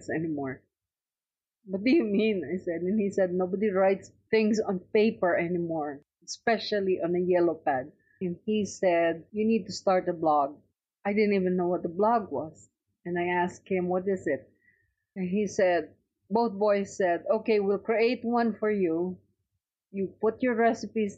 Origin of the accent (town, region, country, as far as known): Philippines; moved away as an adult; now in United States